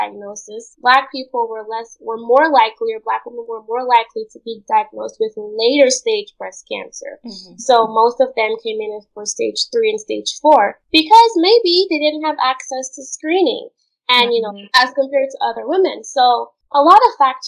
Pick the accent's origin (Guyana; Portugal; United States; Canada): Guyana; Linden, Upper Demerara-Berbice; moved away; Where I'm from in Guyana, they call it the mining town of Linden